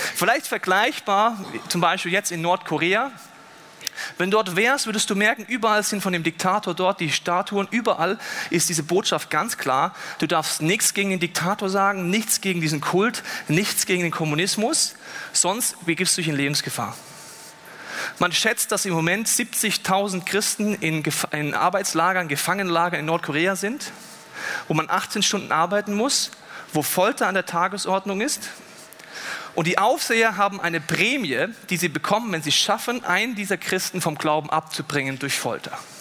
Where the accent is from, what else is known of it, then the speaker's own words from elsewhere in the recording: Germany; bei uns in Deutschland